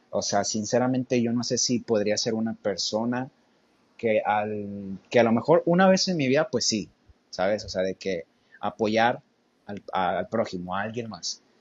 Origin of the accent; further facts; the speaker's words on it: United States; Spanish is a second language; O sea, yo pues siendo gringo no me daría cuenta, ¿verdad?